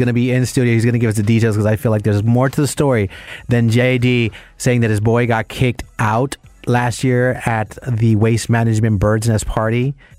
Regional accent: Puerto Rico; I'm Puerto Rican as well.

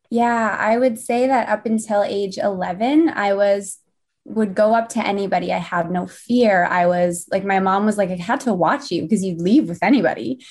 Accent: St. Albert, Alberta, Canada; also born or lived in Winnipeg, Manitoba; came back to Saint Albert, and I've called this place home for, since I was ten years old, and I'm almost twenty-seven now. So, definitely grew up here.

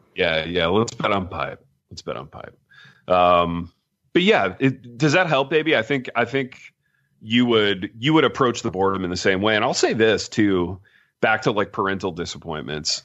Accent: Midwest, United States; now in Jackson, United States; growing up where I grew up in the Midwest

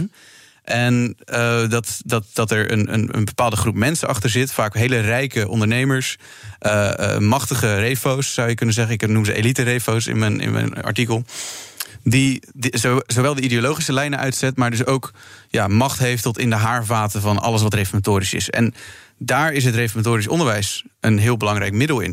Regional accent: Krimpen aan den IJssel, South Holland, Netherlands; ik kom zelf ook uit Krimp aan de IJssel, ook uit een reformatorische achtergrond.

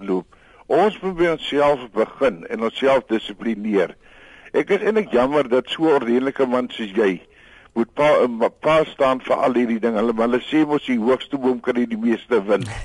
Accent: South Africa

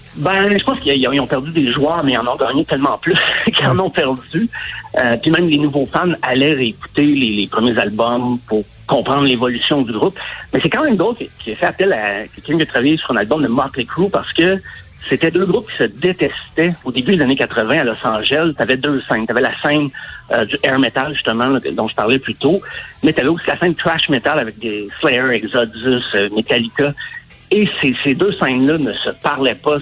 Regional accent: Quebec, Canada; also born or lived in Sherbrooke; J'ai quitté mon patelin, j'allais au cégep

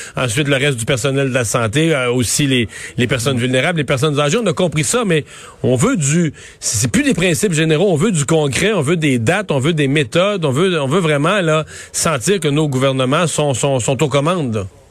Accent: Canada

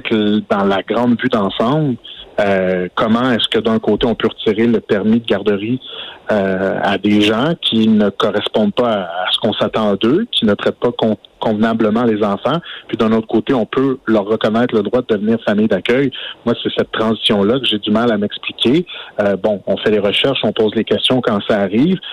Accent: Outaouais, Quebec, Canada; chez nous, en Outaouais

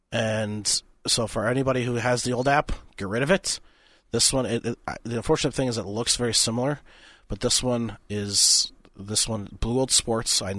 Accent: Minnesota, United States; I'm I'm Minnesotan.

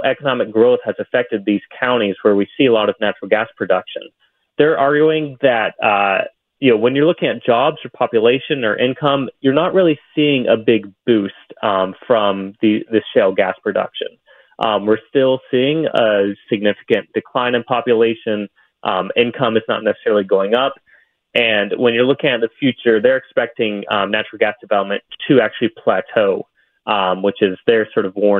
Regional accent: Southeast Ohio, United States; my experience of growing up in Southeast Ohio

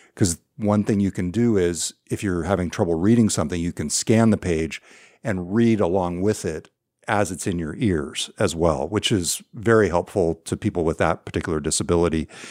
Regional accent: California, United States; now in Seattle, United States; I grew up in California

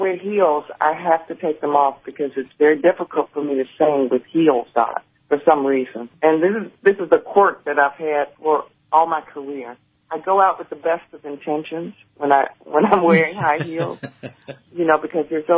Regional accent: Jackson, Mississippi, United States; I was born in Jackson, Mississippi

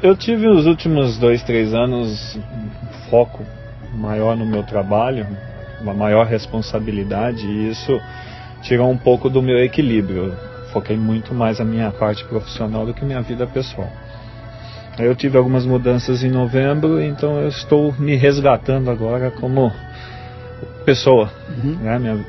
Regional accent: Brazil; como um bom brasileiro

